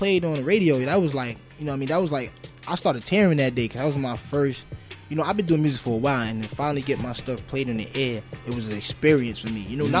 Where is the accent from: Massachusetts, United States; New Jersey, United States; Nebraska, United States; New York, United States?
New York, United States; also born or lived in Maryland; like I was born and raised in New York, but I was always moving around